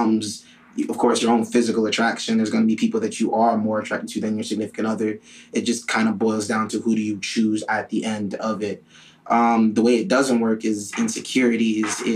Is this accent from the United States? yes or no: yes; Miami, Florida, United States; also born or lived in Ghana; I was raised in Miami, but I'm from Ghana